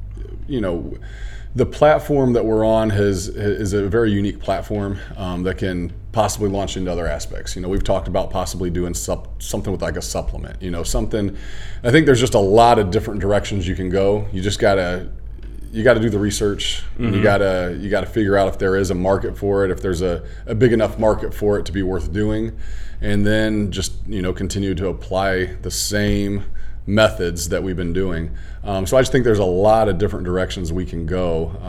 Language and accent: English; Houston, Texas, United States; also born or lived in Indianapolis; now in Schererville, United States; Originally, I was down from the Indianapolis area also, so I do have a lot of good experiences down there as well. And then before that, I was in Houston. Grew up in Houston, Texas.